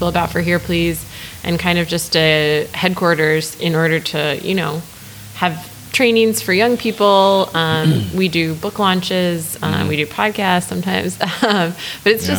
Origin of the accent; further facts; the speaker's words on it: Lake Mills, Wisconsin, United States; also born or lived in New Jersey; now in Oakland, United States; I'm from a very small town called Lake Mills, and it's about 30 minutes outside of Madison.